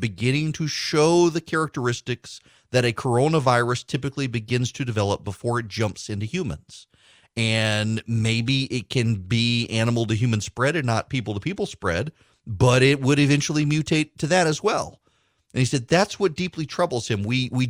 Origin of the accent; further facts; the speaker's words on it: Dubai, United Arab Emirates; I've never been, honestly. I grew up in Dubai. We were in the desert. We didn't go hunting.